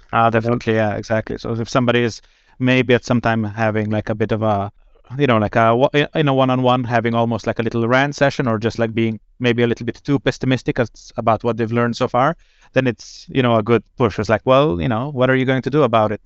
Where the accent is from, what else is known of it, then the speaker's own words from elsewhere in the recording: Slovenia; moved away as an adult; now in Sweden; I'm originally from Slovenia, but I've been, um, in Sweden since